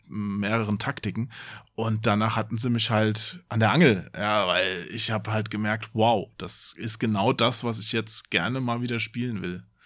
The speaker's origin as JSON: {"language": "German", "region": "Hesse", "country": "Germany", "said": "bei uns in Hessen"}